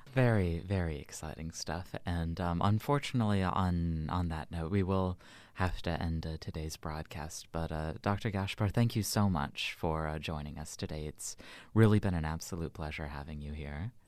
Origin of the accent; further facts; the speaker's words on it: United States; as an American medievalist